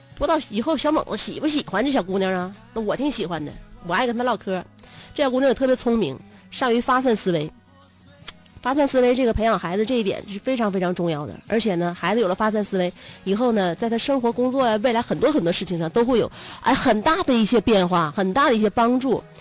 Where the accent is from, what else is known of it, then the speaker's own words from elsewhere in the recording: China; 我们中国人民